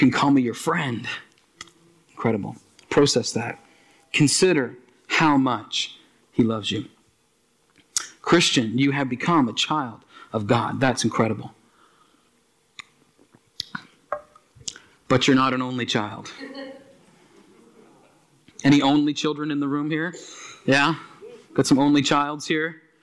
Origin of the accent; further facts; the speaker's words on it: Aylesford, Nova Scotia, Canada; when I grew up in Aylesford, some of you know that Aylesford, Nova Scotia, down in the valley